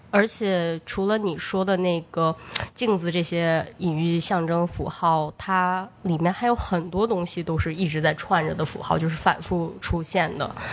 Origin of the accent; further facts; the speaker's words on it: Changchun, Jilin, China; moved away; 因为我是长春人嘛，然后长春也是很有名，就是长春一汽第，呃，第一汽车制造厂。嗯，所以我就是厂区里长大的